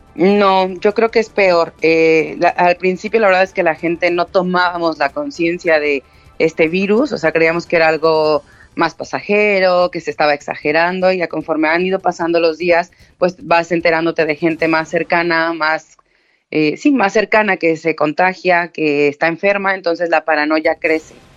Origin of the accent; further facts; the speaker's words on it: Mexico; now in Spain; yo soy mexicana